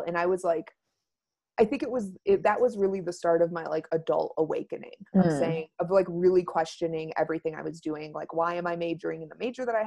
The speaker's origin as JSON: {"language": "English", "region": "Wyoming", "country": "United States", "tie": "born or raised there", "said": "I grew up out in Wyoming, like spending time out here."}